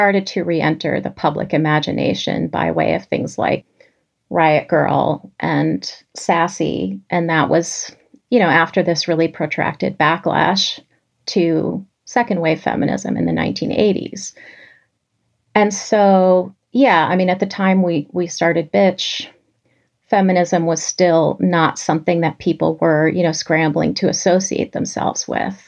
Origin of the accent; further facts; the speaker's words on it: New York City, New York, United States; growing up in New York City